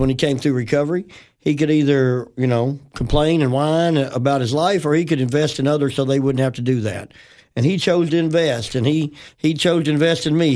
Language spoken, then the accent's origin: English; Memphis, Tennessee, United States; I grew up in Tennessee, West Tennessee.